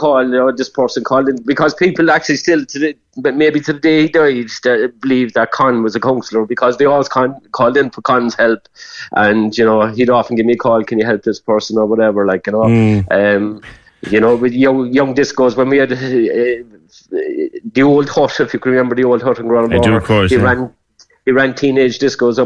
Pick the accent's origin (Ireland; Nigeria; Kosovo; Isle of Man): Ireland; Cork, Munster; I'm from Granborough all my life